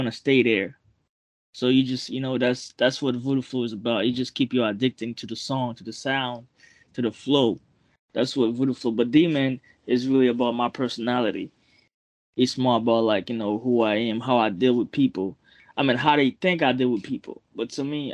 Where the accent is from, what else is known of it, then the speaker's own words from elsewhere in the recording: Port-au-Prince, Ouest, Haiti; accent: Haitian; now in Boston, United States; I'm from Port-au-Prince